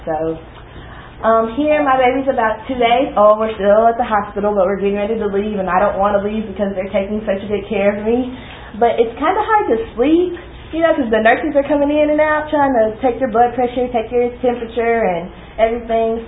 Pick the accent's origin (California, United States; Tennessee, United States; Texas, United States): Texas, United States; Dallas; I was born here in Dallas.